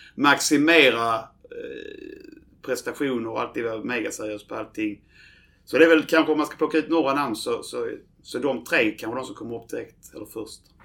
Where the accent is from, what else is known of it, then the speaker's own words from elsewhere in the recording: Landskrona, Skåne, Sweden; jag är ju född i Landskrona